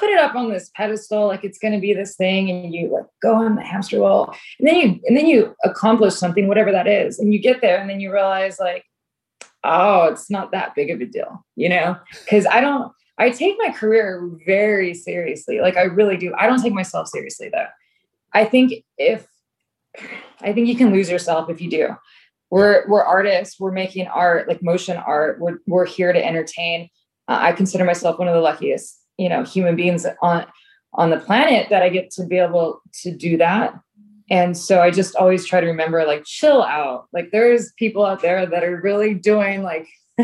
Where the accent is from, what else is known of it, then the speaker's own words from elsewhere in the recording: Southern California, United States; also born or lived in London; was born and raised in Southern California doing TV